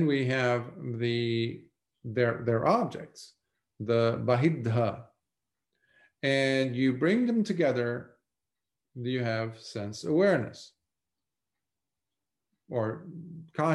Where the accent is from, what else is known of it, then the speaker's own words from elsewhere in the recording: Lebanon; moved away as an adult; Growing up in Lebanon in a war-torn country for 17 years